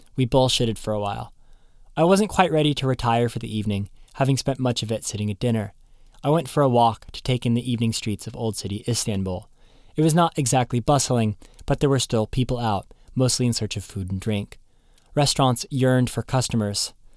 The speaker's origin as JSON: {"language": "English", "town": "Seattle", "region": "Washington", "country": "United States", "tie": "born or raised there", "said": "I'm from Seattle"}